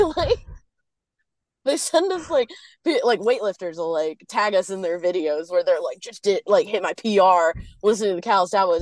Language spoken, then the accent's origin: English; Atlanta, Georgia, United States; I'm from Atlanta